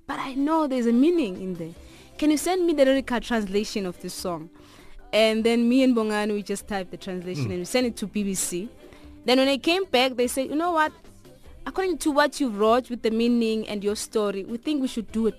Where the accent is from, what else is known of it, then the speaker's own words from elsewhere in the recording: South Africa; as a South African musician